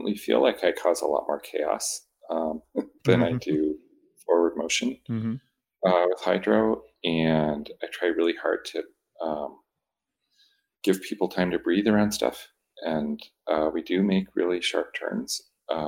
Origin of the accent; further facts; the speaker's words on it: New Brunswick, Canada; moved away; I grew up in New Brunswick in Canada